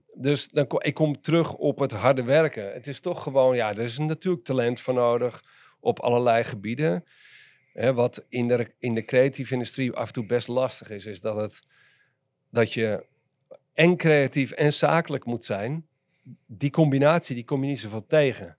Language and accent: Dutch; Amsterdam, North Holland, Netherlands; Maar ik ben geboren en getogen in Amsterdam. En opgegroeid in Amsterdam-West, in Nieuw-West.